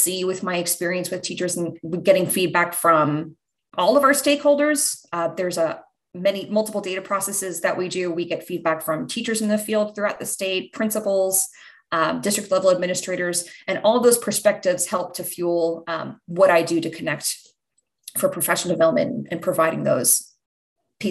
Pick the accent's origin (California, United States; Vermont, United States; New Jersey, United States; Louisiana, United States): New Jersey, United States; also born or lived in Pennsylvania; now in Tennessee, United States; I'm originally from New Jersey